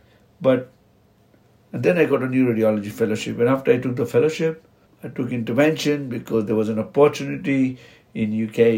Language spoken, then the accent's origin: English; Mumbai, Maharashtra, India; I come from Mumbai, Muslim. I'm a Konkani Muslim. I grew up in a place of Bendi Bazaar and Dongri.